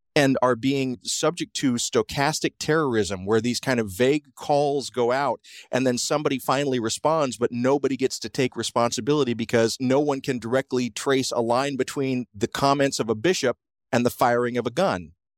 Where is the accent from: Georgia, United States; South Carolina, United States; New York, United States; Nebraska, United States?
Georgia, United States; South; I grew up in South Georgia